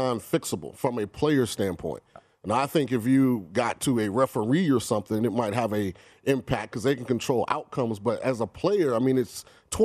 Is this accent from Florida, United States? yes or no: yes; Florida, United States; I'm from Florida and I love my state